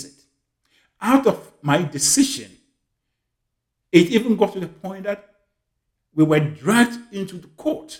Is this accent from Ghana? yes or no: yes; Ghana; moved away as an adult; also born or lived in United Kingdom; now in Canada; I was born in Ghana in a village called Akenium, in one of the remotest parts in Ghana.